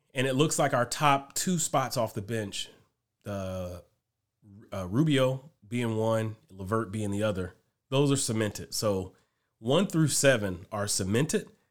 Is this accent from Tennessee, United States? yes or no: no; Cleveland, Ohio, United States; we're from Cleveland